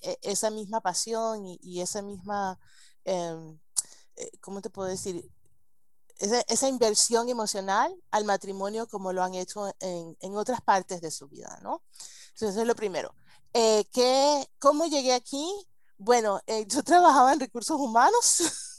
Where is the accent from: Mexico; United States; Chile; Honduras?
United States; Spanish is a second language; yo crecí en Estados Unidos y hablo español gracias a mi abuela española y a las telenovelas